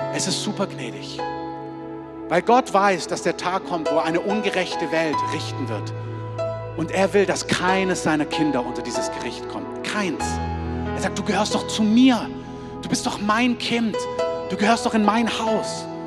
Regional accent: Germany; als Deutsche

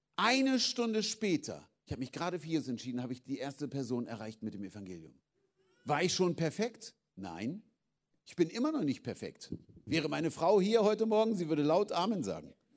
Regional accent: Germany; Wir sind Deutsche.

